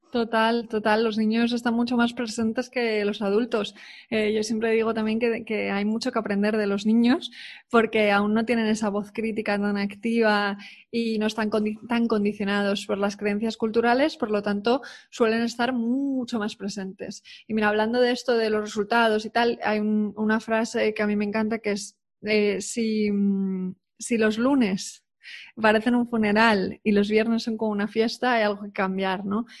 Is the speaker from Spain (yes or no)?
yes; Spain; also born or lived in United Kingdom; yo soy muy española